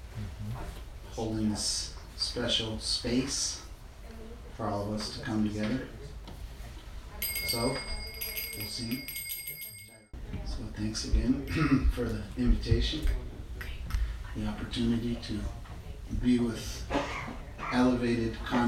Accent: Tucson, Arizona, United States; moved away as an adult; also born or lived in New York; I grew up in Tucson, Arizona.

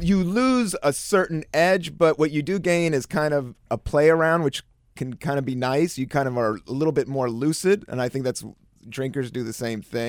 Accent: East Coast, United States; moved away as an adult; also born or lived in San Francisco; now in New York, United States; I was from the East Coast.

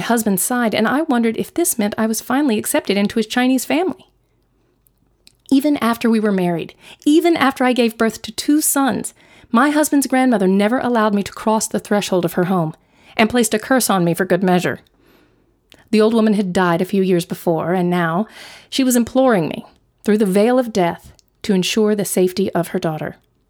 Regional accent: New Zealand; And I was born and raised in New Zealand

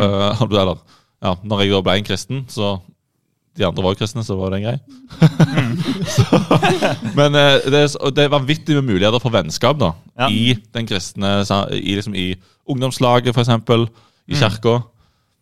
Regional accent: Rogaland, Norway; vi er jo rogalendinger. To av oss i studiet er rogalendinger.

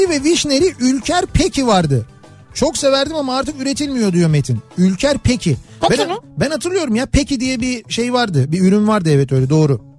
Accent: Istanbul, Turkey; ben bir İstanbullu

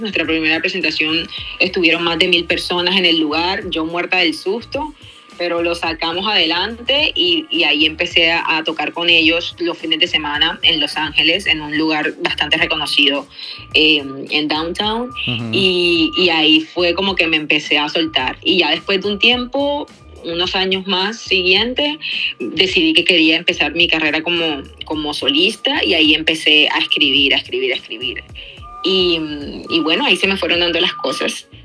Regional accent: Cartagena, Bolívar, Colombia; now in Bogotá, Colombia; música que escuché creciendo en Cartagena, música que escuché ya viviendo en, Bogotá

